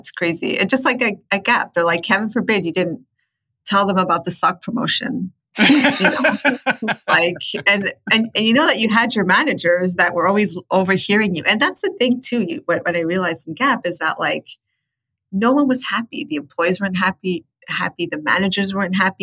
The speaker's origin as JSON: {"language": "English", "country": "Chile", "also_born_or_lived": "United States", "moved": "yes", "lives_now": "Canada", "said": "I'm from Chile, but I lived extensively in the States and now I live in Canada"}